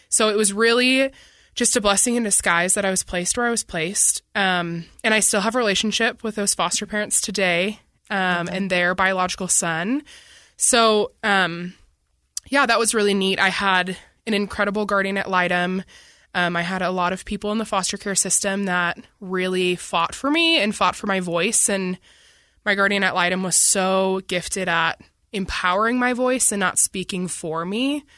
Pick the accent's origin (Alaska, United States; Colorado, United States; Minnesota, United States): Minnesota, United States; Bloomington; Yeah, I grew up in Minnesota. I grew up in a suburb like about 15 minutes from Minneapolis called Bloomington, Minnesota. And I spent 14 years there. So that's where I claim to be from. That's home to me.